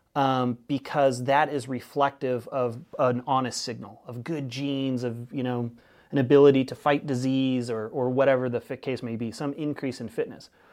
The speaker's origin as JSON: {"language": "English", "region": "Northern California", "country": "United States", "moved": "yes", "lives_now": "Keweenaw, Michigan, United States", "said": "I'm from Northern California"}